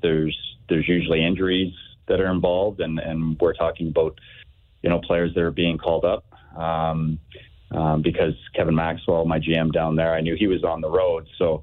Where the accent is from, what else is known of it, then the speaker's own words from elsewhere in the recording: Northern Ontario, Canada; moved away; I grew up in Northern Ontario playing hockey